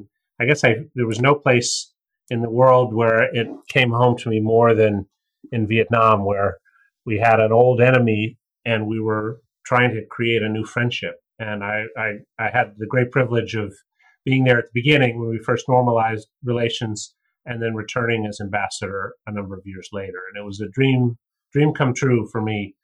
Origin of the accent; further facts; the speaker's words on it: United States; being an American